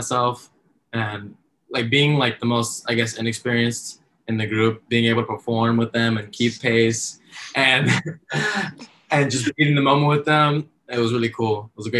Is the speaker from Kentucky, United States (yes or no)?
no; Miami, Florida, United States; moved away as an adult; now in Columbia, United States; I'm from Miami, Florida.